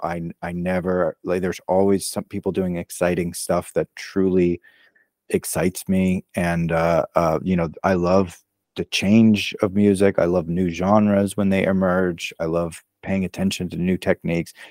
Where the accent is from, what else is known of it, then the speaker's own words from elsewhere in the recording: Maryland, United States; moved away as an adult; also born or lived in Brooklyn, New York; now in Los Angeles, United States; I was born in Maryland, uh, so sort of near D C, so on the east coast of the U S, and, um, I spent the first, you know, about eighteen years of my life there